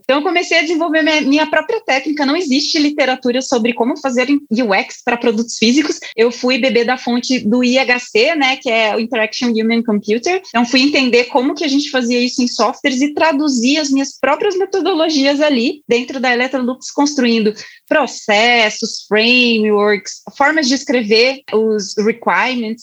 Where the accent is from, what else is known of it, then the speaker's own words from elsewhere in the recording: Curitiba, Paraná, Brazil; eu sou de Curitiba